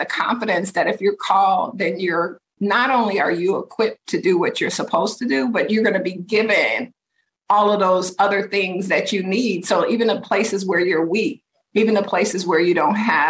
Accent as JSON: {"language": "English", "town": "Detroit", "region": "Michigan", "country": "United States", "tie": "born or raised there", "moved": "as an adult", "lives_now": "Minneapolis, United States", "said": "move from Detroit, which is my hometown"}